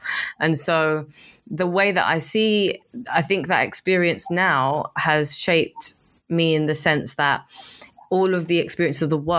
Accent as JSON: {"language": "English", "town": "Lusaka", "region": "Lusaka Province", "country": "Zambia", "tie": "born or raised there", "moved": "yes", "lives_now": "London, United Kingdom", "said": "I was born in London. I grew up in Zambia, in Lusaka. And then I came back to London. And London's my base"}